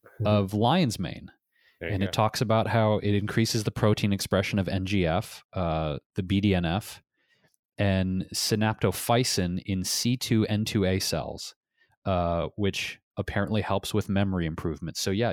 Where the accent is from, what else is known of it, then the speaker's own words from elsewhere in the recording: Detroit, Michigan, United States; For me, growing up in Detroit, Michigan, the cool thing about Detroit was these Great Lakes that surrounds that beautiful state and all the woods nearby.